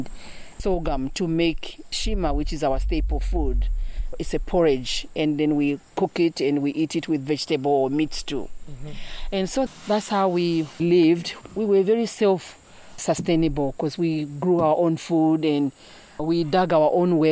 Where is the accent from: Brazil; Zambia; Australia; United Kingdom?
Zambia; Nsongwe village, Southern Province; moved away as an adult; also born or lived in United States; I was born and raised in Songwe village in Zambia.